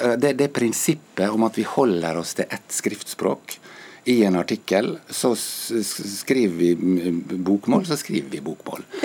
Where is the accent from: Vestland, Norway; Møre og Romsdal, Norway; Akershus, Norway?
Møre og Romsdal, Norway; Ålesund; accent: Ålesund dialect; min dialekt, f.eks. Fra Ålesund